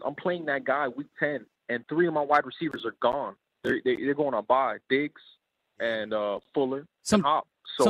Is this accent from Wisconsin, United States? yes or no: no; Miami, Florida, United States; No, I'm a UM fan, though, man. I'm from Miami, so.